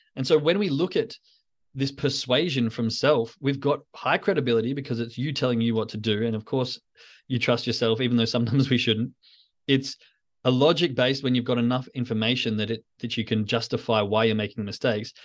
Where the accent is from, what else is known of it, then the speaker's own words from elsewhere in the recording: Australia; as an Australian